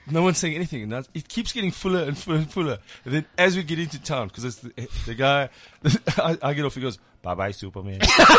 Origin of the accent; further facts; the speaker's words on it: Durban, KwaZulu-Natal, South Africa; I grew up in Durban.